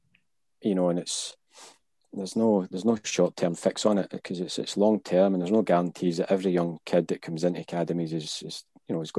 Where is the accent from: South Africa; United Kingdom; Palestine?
United Kingdom; Hamilton, Scotland; I was from Hamilton. I was from the West. So we would just play boys' club. So 10 years, 11 years, 12 years old, you would play boys' clubs